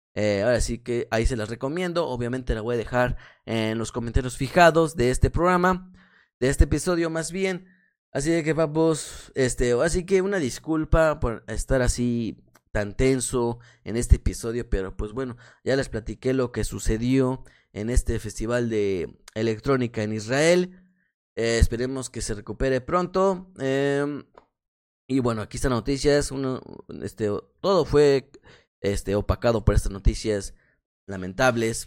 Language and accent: Spanish; Mexico; como soy mexicano